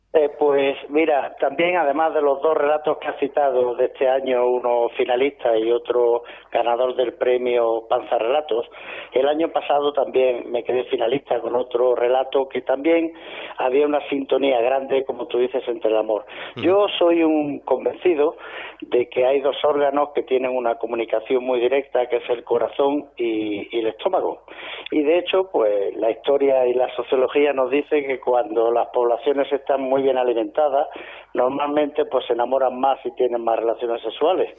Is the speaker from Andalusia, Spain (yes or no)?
yes; Granada, Andalusia, Spain; accent: Andalusian; delata mi forma de hablar, pues sí, soy andaluz, de Granada.